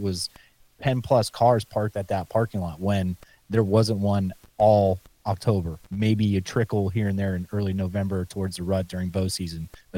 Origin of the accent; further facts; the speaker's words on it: Pennsylvania, United States; I know we're talking about my home state here in PA, and you were talking about Iowa.